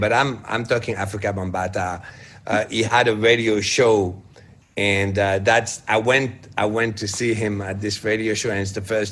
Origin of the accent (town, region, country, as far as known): France